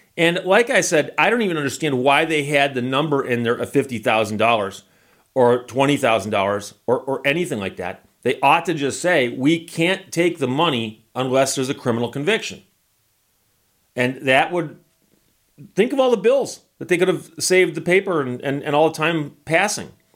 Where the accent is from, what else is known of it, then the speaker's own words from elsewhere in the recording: Michigan, United States; I'm from Michigan and that's my home state